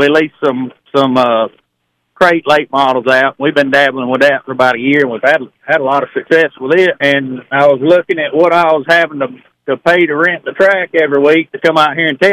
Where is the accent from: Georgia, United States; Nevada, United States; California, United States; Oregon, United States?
Georgia, United States; Pine Log; we grew up over in Pine Log around Dixie Speedway